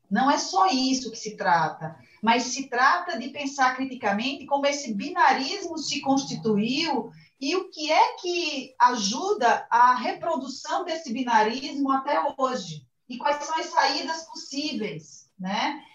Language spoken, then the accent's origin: Portuguese; Pernambuco, Brazil; moved away as an adult; now in São Paulo, Brazil; eu sou pernambucana